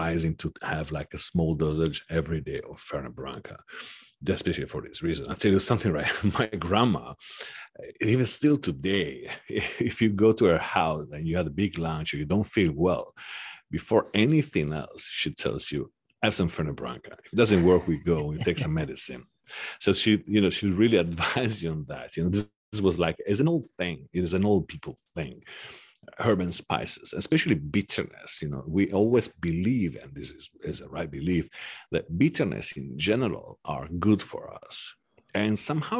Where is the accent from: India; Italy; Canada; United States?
Italy; Sardinia; now in Milan, Italy; I come from Sardinia, and we produce saffron in Sardinia too